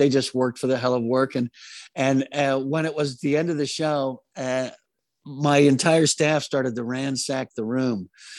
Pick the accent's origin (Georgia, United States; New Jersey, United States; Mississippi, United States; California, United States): New Jersey, United States; moved away; I'm originally from Jersey.